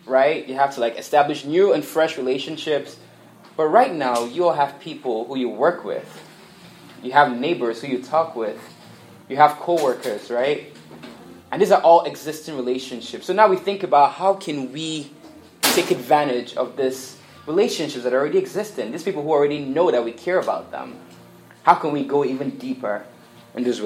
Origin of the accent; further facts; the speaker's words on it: Nigeria; moved away; I grew up in Nigeria, and what is big in Nigeria is soccer